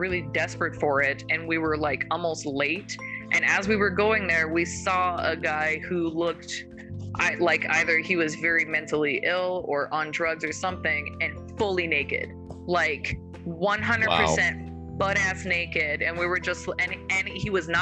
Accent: Calgary, Alberta, Canada; moved away as an adult; also born or lived in South Dakota / Colorado; I'm from Calgary

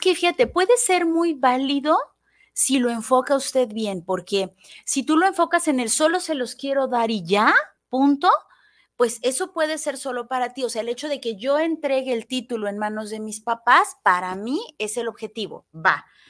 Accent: Mexico; soy mexicana y me encanta ser mexicana

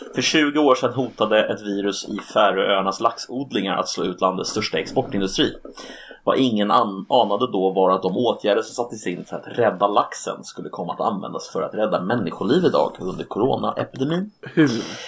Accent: Sweden; vi svenskar

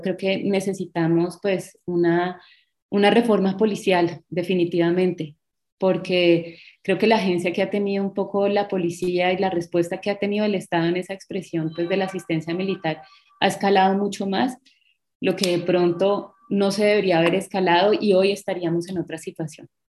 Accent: Bogotá, Colombia; now in Cali, Colombia; yo soy eh, de Bogotá, hace mucho tiempo me vine para Cali

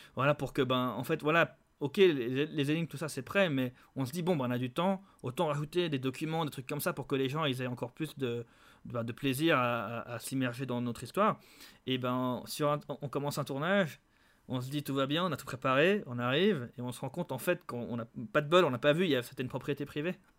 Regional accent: Geneva, Switzerland; Des Genevois, on est tous de Genève

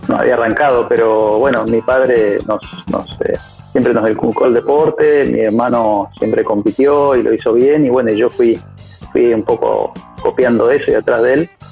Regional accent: Rosario, Santa Fe, Argentina; also born or lived in Misiones; nací en Misiones y a los tres años, cuatro, me vine a, Rosario. Mi familia se, se, mudó a Rosario

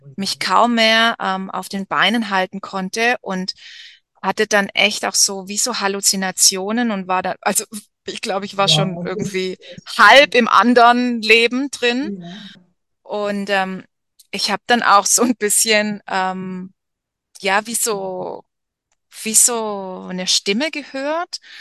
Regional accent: Germany; moved away as an adult; ich als Deutsche hier in der Mitte vom Dschungel

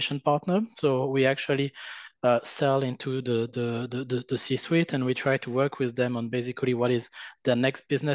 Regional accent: France; accent: French; English is a second language; now in United States; my terrible French accent

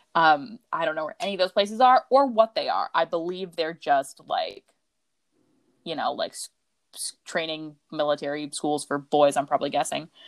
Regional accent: United States; we are from Murica

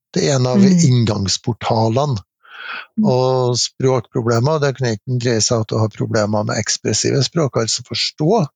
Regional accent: Trondheim, Trøndelag, Norway; når jeg bodde på pappen hjemme i Trondheim og var fjortis

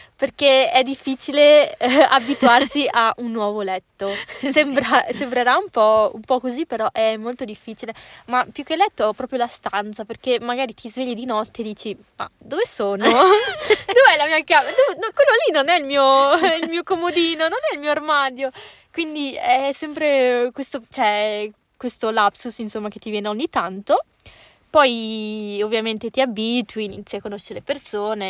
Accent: Legnago / Boschi, Veneto, Italy; sono di Legnacola e di Boschi

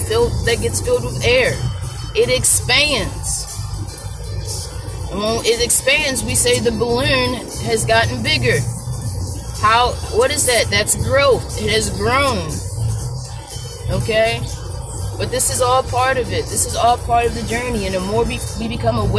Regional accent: Baltimore, Maryland, United States; born or raised there

